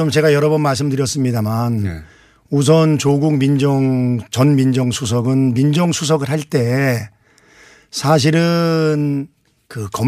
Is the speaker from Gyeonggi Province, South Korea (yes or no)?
yes; Anseong, Gyeonggi Province, South Korea; 안성 출신